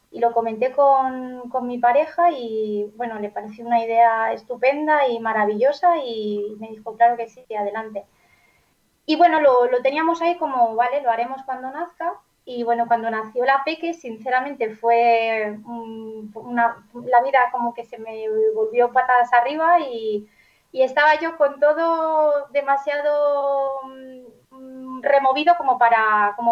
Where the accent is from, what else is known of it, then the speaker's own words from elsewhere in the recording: Valencian Community, Spain; first language Valencian; Spanish is a second language; yo soy, mi lengua materna es el valenciano, en casa siempre desde pequeñita hemos hablado valenciano.